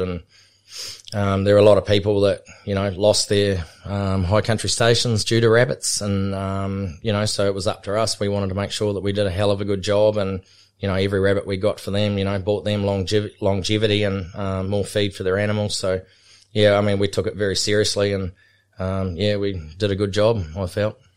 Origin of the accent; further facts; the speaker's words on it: Otago, New Zealand; now in Australia; growing up in New Zealand, um, we grew up on a high country station called Waiteri, which was, um, between Queenstown and Cromwell and Wanaka